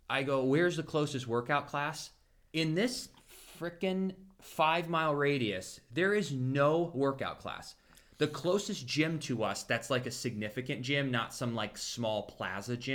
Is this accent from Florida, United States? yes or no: yes; Champions Gate, Florida, United States; anytime you tell people from Tampa, like, well, we're from Champions Gate, they're like, oh, the that's where all the traffic starts because it's so centralized